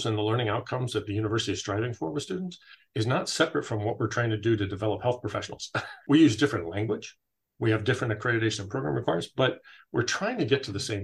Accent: California, United States; moved away; I grew up in California.

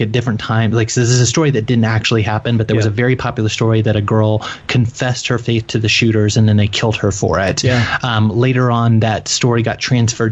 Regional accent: Little Rock, Arkansas, United States; I grew up in Little Rock, Arkansas, and I'm 34 years old

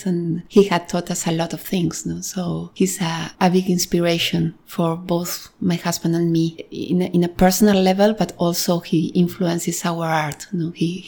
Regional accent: Argentina; moved away as an adult; also born or lived in New York, United States; now in Barcelona, Spain; I'm originally from Argentina.

